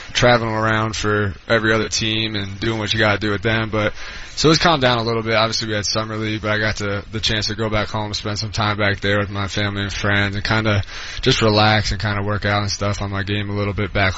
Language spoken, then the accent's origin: English; New York, United States; moved away as an adult; also born or lived in Hudson, New York / Syracuse, New York; now in Denver, United States; I'm actually from Elizabethville, New York